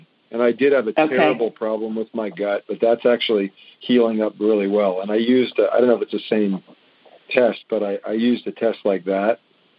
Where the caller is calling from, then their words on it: Palm Springs, California, United States; I'm from Palm Springs, California.